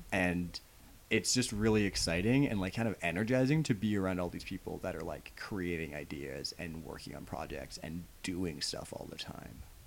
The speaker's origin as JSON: {"language": "English", "country": "Canada", "said": "I live in Canada. Yeah. I don't, I'm not, I'm a Canadian. Like, I'm not American"}